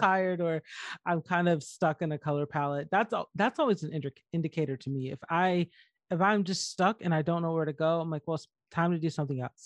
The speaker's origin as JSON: {"language": "English", "region": "Georgia", "country": "United States", "tie": "born or raised there", "moved": "yes", "said": "where I grew up in Georgia"}